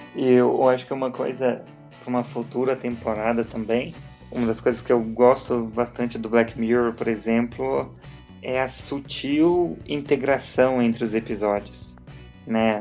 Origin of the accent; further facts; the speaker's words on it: Minas Gerais, Brazil; now in Curitiba, Brazil; Eu mudei de Minas para cá, para Curitiba